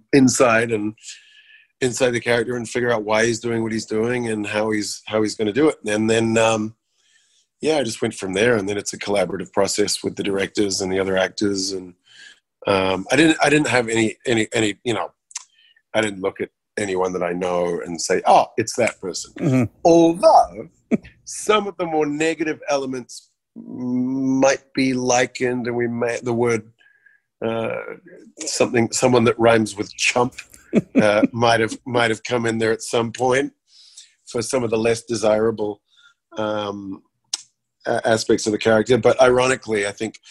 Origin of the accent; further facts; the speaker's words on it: New Zealand; growing up in New Zealand